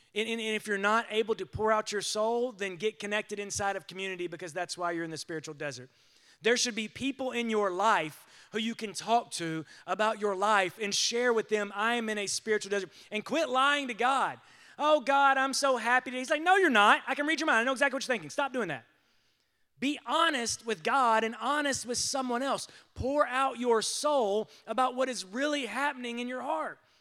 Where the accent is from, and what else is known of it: United States